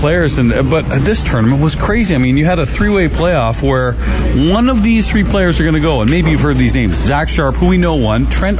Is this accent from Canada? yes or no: yes; Canada